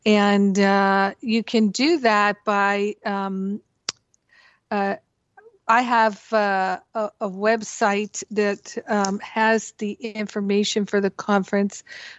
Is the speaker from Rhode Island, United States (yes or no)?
yes; Rhode Island, United States; moved away; also born or lived in Boston; I grew up in Rhode Island and went to college in Boston.